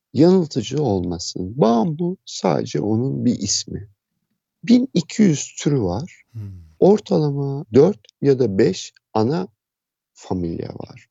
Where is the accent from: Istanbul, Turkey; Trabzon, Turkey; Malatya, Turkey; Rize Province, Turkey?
Istanbul, Turkey; moved away as an adult; now in Aegean Region, Turkey; İstanbul'da doğdum.